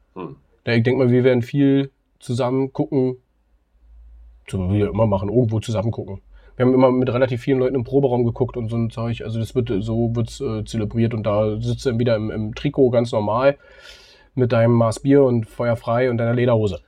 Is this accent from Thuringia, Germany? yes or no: no; Berlin, Germany; als Berliner in Köpenick ansässig